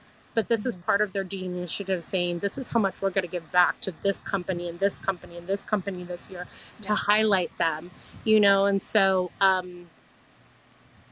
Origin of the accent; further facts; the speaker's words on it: California, United States; my home state of California